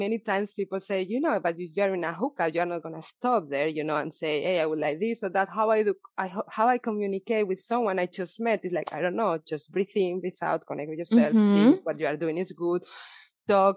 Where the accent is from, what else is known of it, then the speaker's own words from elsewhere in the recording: Valencia, Valencian Community, Spain; English is a second language; moved away as an adult; now in Berlin, Germany; I'm from Valencia, but okay. I moved to Berlin 12 years ago.